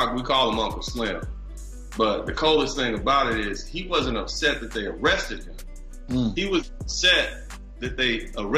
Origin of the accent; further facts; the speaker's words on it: Los Angeles, California, United States; I was born and raised in Los Angeles, California.